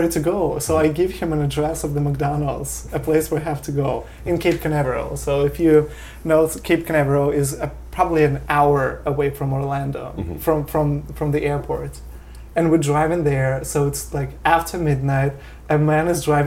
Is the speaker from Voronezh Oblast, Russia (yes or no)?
no; Vladivostok, Primorsky Krai, Russia; English is a second language; moved away as an adult; also born or lived in Korea / Canary Islands, Spain; now in New York, United States; from Vladivostok, my hometown